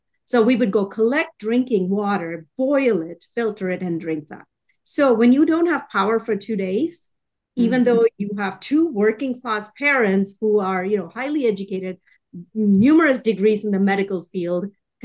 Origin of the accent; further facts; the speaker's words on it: Chennai, Tamil Nadu, India; now in Texas, United States; I grew up in Chennai in India